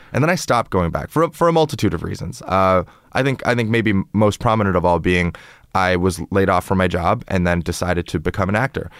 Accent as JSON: {"language": "English", "town": "Toronto", "region": "Ontario", "country": "Canada", "tie": "born or raised there", "also_born_or_lived": "China", "moved": "as an adult", "lives_now": "United States", "said": "I'm from, uh, Toronto in Canada"}